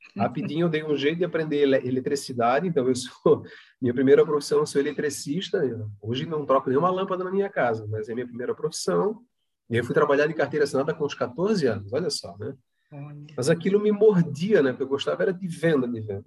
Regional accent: Palhoça, Santa Catarina, Brazil; also born or lived in Florianópolis; sou natural de Florianópolis, mas é, moro na cidade de Palhoça, que é uma cidade vizinha à, à, à, capital aqui, né? Tenho muito orgulho de dizer que eu sou palhocense, porque vim para cá jovem, criança, aqui me criei

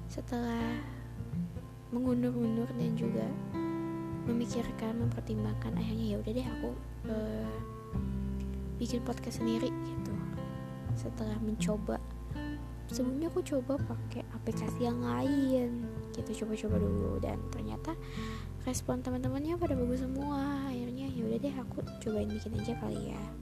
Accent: Bandung, West Java, Indonesia; um, aku asalnya dari Bandung mana orang Bandung suaranya mana

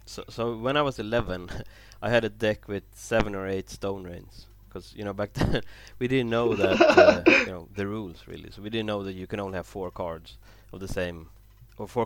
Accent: Stockholm, Stockholm County, Sweden; moved away as an adult; also born or lived in London, United Kingdom; now in Copenhagen, Denmark; I'm from Sweden, so I'm born in Stockholm. But I moved to Copenhagen in 2010 for work.

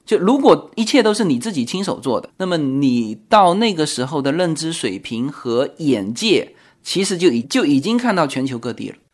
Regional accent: China; 我们中国人

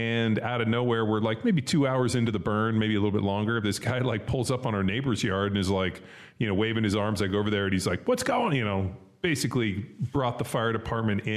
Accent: California, United States; when we were kids and growing up in California

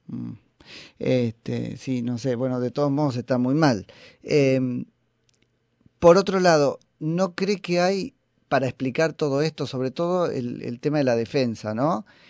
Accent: Florencio Varela, Buenos Aires Province, Argentina; mi pueblo de Florencio Varela

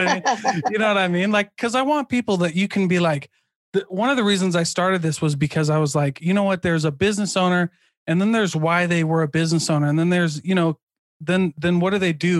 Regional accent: Midwest, United States; I'm from the Midwest, like farming, factories, manufacturing, construction

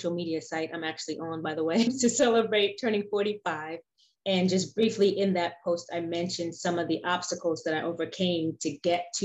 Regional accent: New York City, New York, United States; I was born in Brooklyn, New York, in a part of Brooklyn called Bedford-Stuyvesant, which back in those days was one of the rougher areas in Brooklyn. Right now it's getting gentrified, so it's kinder and gentler in some areas, but not so much when I was growing up there.

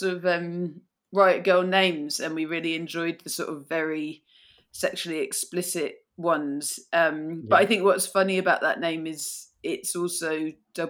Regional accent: south of England, United Kingdom; moved away as an adult; now in Glasgow, United Kingdom; I'm not from here. I grew up in the south of England

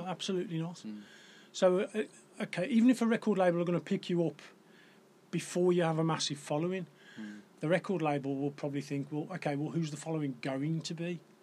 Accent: Black Country town, West Midlands, United Kingdom; I grew up in Corrybonk, which is a very black country town

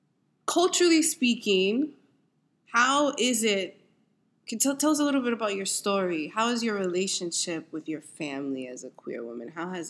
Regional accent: New York City, New York, United States; I'm New York City born and raised. I'm from Manhattan. I grew up uptown.

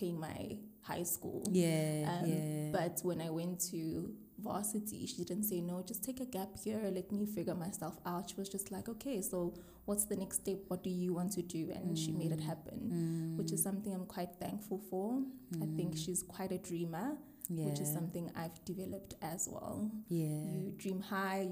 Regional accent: Mpumalanga, South Africa; I am born and bred in Mpumalanga

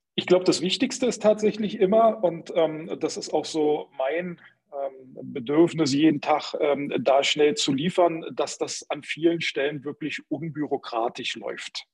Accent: Berlin, Germany; ich komm aus Berlin, bin immer in Berlin ähm, unterwegs gewesen

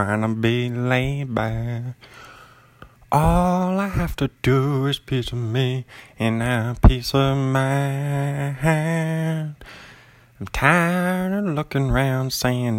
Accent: Bothell, Washington, United States; now in Pullman, United States; I'm an author from Pullman, Washington, originally Bothell, Washington on the west side

